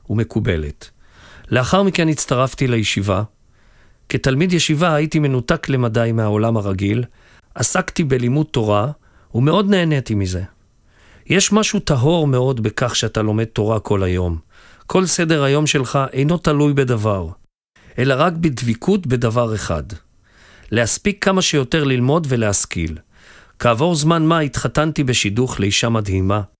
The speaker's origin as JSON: {"language": "Hebrew", "town": "Acre", "region": "Northern District", "country": "Israel", "tie": "born or raised there", "said": "נולדתי וגדלתי בעכו, ולאחר הצבא החלטתי לחזור בתשובה."}